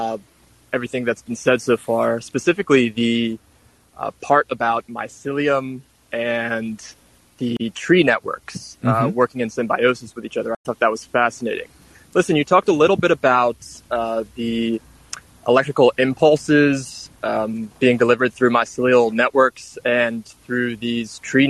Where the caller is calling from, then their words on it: Trenton, New Jersey, United States; from Trenton.